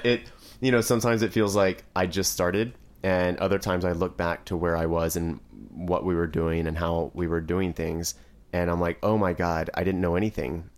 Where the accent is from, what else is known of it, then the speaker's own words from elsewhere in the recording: Driftwood, Texas, United States; I'm actually from Driftwood, Texas, and it's a very small town.